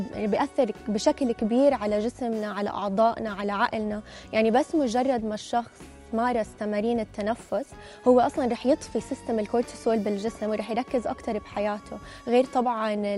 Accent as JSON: {"language": "Arabic", "country": "Jordan"}